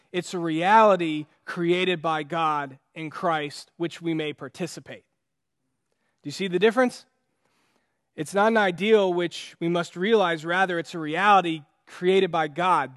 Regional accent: United States; as an American

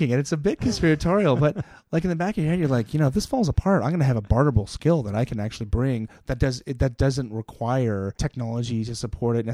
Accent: Kitchener, Ontario, Canada; growing up in Kitchener, we had a large lot

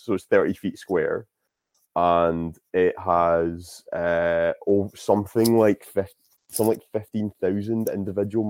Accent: Scotland, United Kingdom; I'm Scottish.

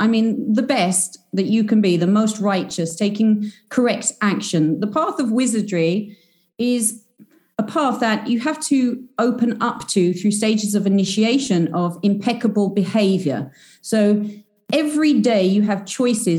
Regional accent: United Kingdom; I'm British. I'm a self-proclaimed British wizard.

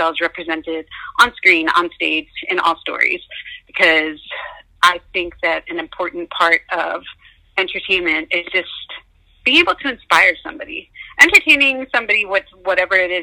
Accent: New York, United States; Growing up in New York

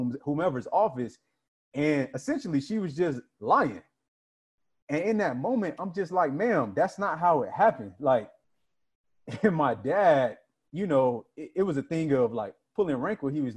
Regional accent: Florida, United States; I'm from Florida. It gets hot

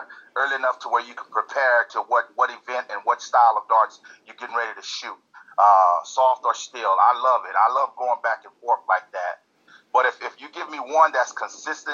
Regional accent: Texas, United States; also born or lived in California; I was born and grew up a little bit in California. But then my mom, we moved back to Texas. And I grew up there in Texas. So, yeah, basically majority of Texas

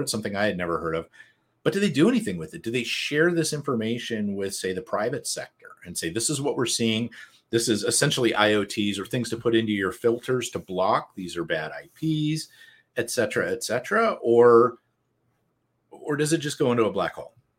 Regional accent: United States; I'm from America

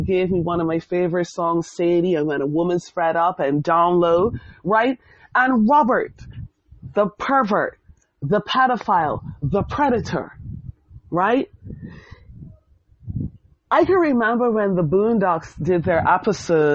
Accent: Bermuda; Growing up in Bermuda in the 90s, I went to the Barclay Institute

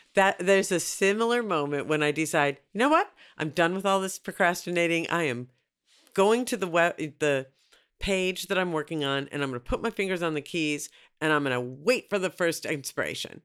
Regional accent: Minneapolis, Minnesota, United States; I'm from Minneapolis

